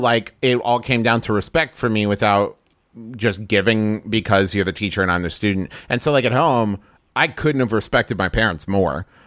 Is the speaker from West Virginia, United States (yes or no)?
yes; Huntington, West Virginia, United States; I grew up in Huntington, West Virginia